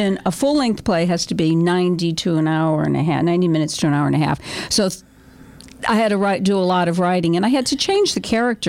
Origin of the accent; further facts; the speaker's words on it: Waterbury, Connecticut, United States; growing up in Waterbury